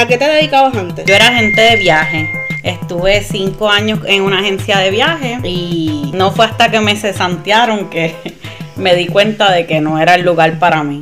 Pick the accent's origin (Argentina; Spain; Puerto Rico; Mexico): Puerto Rico; Bayamón; Yo soy de Bayamón.